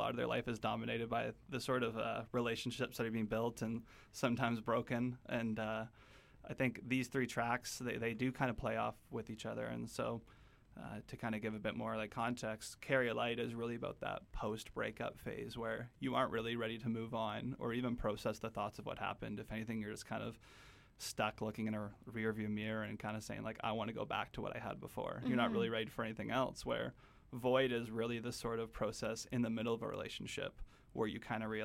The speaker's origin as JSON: {"language": "English", "town": "Kelowna", "region": "British Columbia", "country": "Canada", "tie": "born or raised there", "said": "we grew up in Kelowna, so I went to the university campus of UBC, UBCO"}